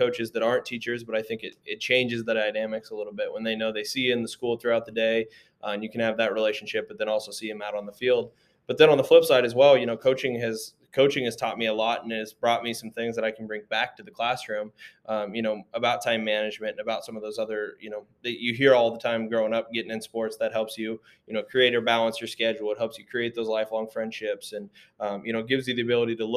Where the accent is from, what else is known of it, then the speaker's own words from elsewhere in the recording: Indianola, Iowa, United States; moved away as an adult; also born or lived in Marshalltown, Iowa / Davenport, Iowa; now in Fairfield, United States; I'm from Indianola originally, just south of Des Moines